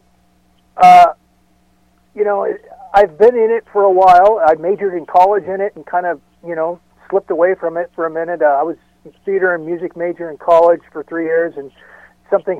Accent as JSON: {"language": "English", "area": "about 40 miles north of Los Angeles", "region": "Southern California", "country": "United States", "tie": "born or raised there", "said": "I moved back down to Southern California where I'm from. I was born and raised in California, about 40 miles north of Los Angeles"}